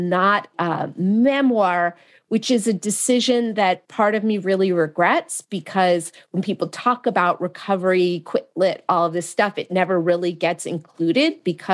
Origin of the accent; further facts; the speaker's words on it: Marin County, Northern California, United States; I'm from Marin County in Northern California